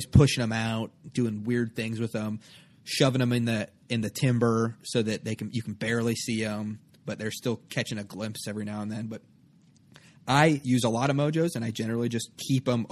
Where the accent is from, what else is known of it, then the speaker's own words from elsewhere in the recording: Nebraska, United States; I grew up in Nebraska.